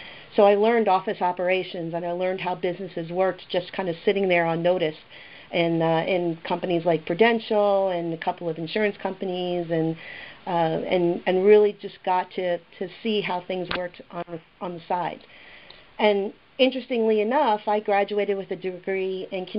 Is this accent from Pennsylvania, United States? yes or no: yes; Philadelphia, Pennsylvania, United States; I was born and raised in South Philadelphia